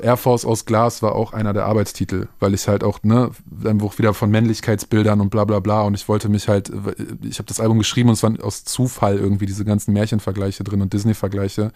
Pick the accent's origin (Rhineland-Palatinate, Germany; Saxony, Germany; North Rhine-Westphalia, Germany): North Rhine-Westphalia, Germany; Minden; now in Berlin, Germany; Minden meine Heimatstadt